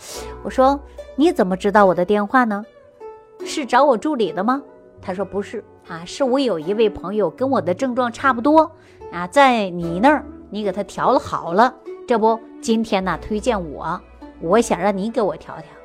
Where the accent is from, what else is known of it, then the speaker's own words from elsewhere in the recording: China; 作为我们中国人